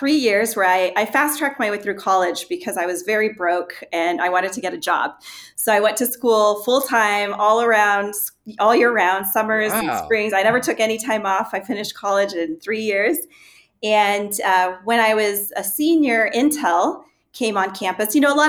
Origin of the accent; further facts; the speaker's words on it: Chile; also born or lived in Argentina; growing up in Chile during the Pinochet regime, for example, and understanding what it is like to live in a dictatorship.